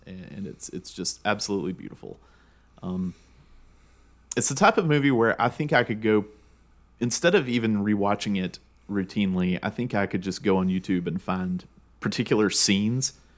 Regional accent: Georgia, United States; two guys growing up in Georgia

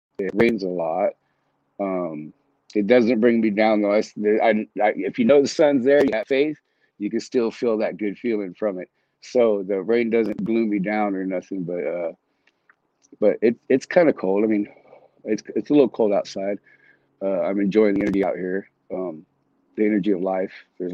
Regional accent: San Diego, California, United States; also born or lived in Texas; now in Washington State, United States; I was born and raised in San Diego

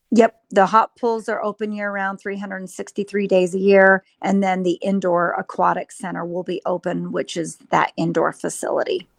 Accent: Utah, United States; moved away as an adult; now in Lava Hot Springs, United States; I was born and raised in Utah

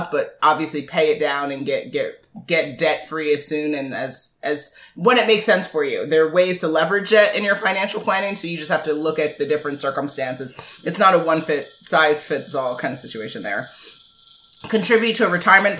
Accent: New York, United States; being that we're from New York

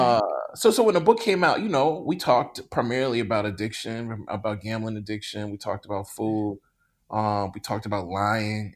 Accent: Mississippi, United States; I grew up in Mississippi

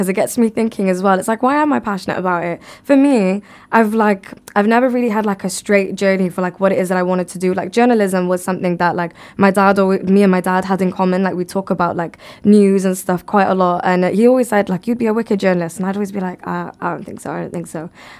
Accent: Bangladesh; So if I were to build a well, even in my home country, like in Bangladesh, even after I pass away

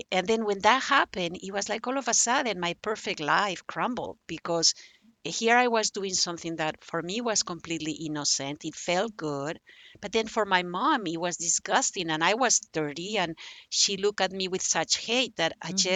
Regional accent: Barcelona, Catalonia, Spain; English is a second language; spain has four languages I was from Barcelona. Barcelona, uh, native language is Catalan, but it was mm-hmm. forbidden. So I couldn't actually even learn Catalan, you know, to write it and to and to read it until I was 19.

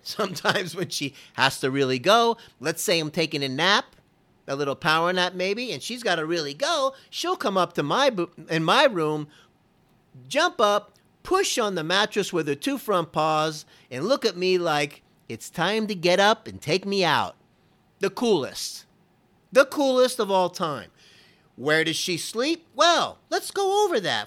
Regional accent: Florida, United States; I'm from Florida

